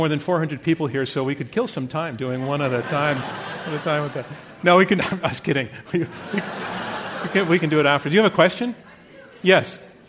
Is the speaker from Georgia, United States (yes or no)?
no; Bronx, New York, United States; I'm from the Bronx.